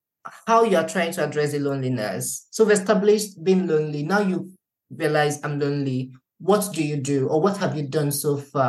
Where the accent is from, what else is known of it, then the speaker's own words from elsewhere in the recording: Nigeria; I'm not editing up to because I'm Nigerian.